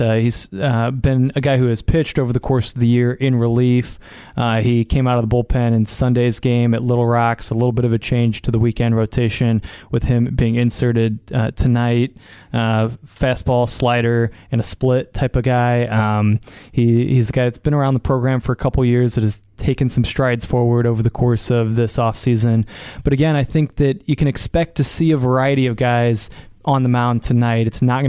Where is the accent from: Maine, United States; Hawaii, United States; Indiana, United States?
Indiana, United States; Although we're from Indiana, we are closer to Chicago than Indianapolis, so it's not right in our backyard.